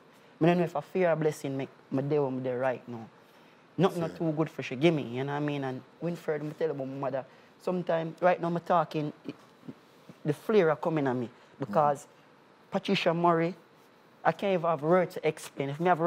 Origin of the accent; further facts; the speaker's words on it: Kingston, Jamaica; Yeah, I grew up in Jungle.